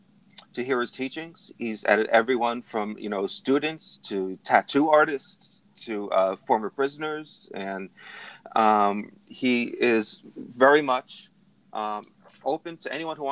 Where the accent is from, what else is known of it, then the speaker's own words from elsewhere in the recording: New Jersey, United States; my home state here in New Jersey